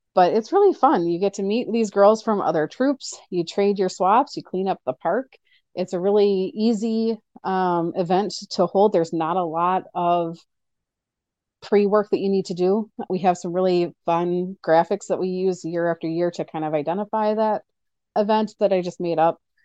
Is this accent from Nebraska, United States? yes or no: yes; Nebraska, United States; now in Oshkosh, United States; I grew up in Nebraska